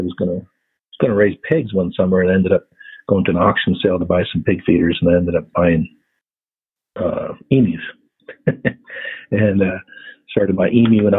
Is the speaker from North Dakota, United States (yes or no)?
yes; North Dakota, United States; moved away as an adult; also born or lived in Montana; now in Colorado, United States; I'm up in North Dakota. I grew up in North Dakota in the northwest corner, about 60 miles from Canada, 20 miles from Montana.